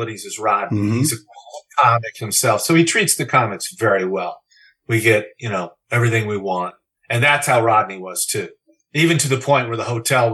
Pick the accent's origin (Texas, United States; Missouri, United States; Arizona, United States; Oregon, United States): Missouri, United States; Kansas City; I'm from Kansas City, Missouri